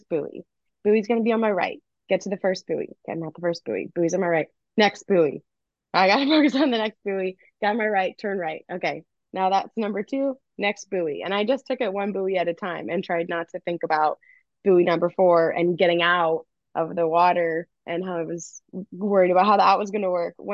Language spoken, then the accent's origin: English; Missouri, United States; growing up in Missouri